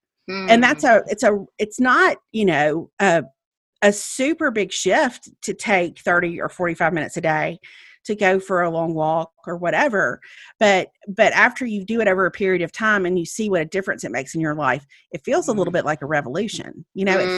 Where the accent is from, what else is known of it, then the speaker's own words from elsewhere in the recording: Meridian, Mississippi, United States; moved away as an adult; now in Birmingham, United States; I drove to Meridian, to my hometown